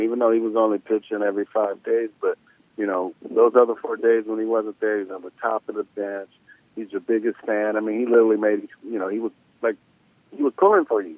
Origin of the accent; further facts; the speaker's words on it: the South, United States; I'm from the South